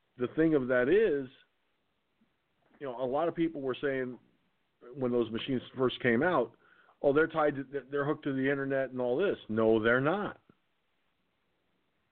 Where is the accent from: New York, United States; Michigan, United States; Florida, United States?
New York, United States; Valhalla; I was born in Valhalla, New York